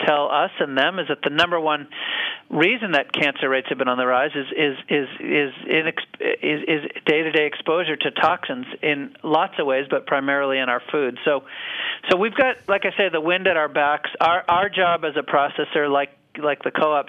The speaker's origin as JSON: {"language": "English", "region": "New Hampshire", "country": "United States", "tie": "born or raised there"}